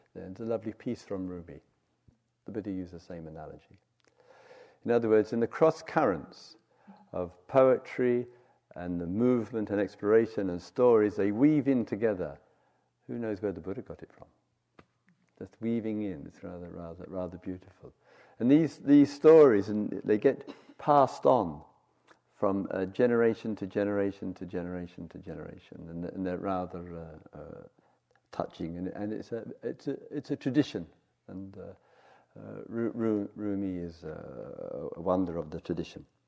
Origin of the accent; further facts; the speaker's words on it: England, United Kingdom; moved away as an adult; also born or lived in South London; 10 years and 10 days away from uh, England